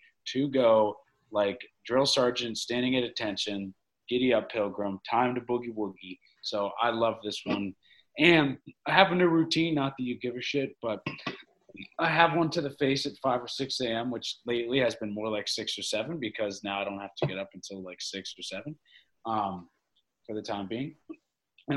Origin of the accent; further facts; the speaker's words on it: Central Pennsylvania, United States; I'm from Central Pennsylvania